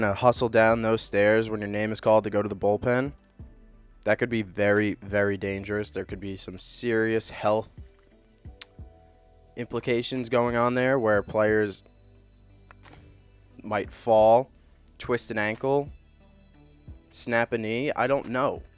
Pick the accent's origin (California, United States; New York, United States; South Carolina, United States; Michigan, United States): New York, United States; I live in New York. I'm from New York, born and raised a Mets fan